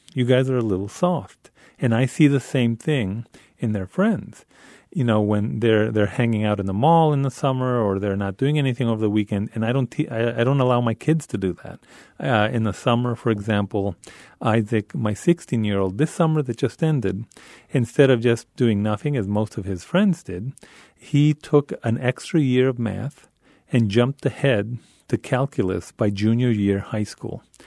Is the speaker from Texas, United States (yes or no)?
yes; El Paso, Texas, United States; now in New York City, United States; we grew up in Isleta, when Isleta was a colonia